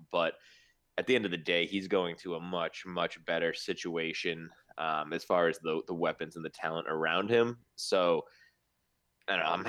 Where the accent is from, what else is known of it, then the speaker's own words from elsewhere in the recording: New England, United States; we're from New England.